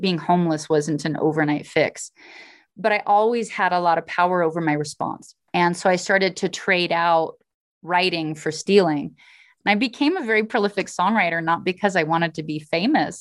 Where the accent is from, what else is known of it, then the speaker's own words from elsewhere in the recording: Alaska, United States; I'm from Alaska. My family were pioneers that helped settle the state.